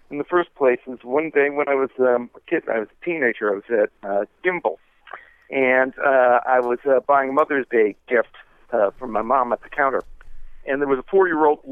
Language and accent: English; New York City, New York, United States; I'm from New York City, and I grew up in the 1970s